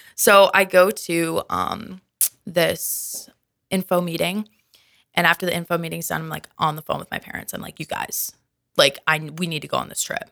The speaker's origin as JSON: {"language": "English", "region": "Minnesota", "country": "United States", "moved": "as an adult", "said": "I'm originally from Minnesota"}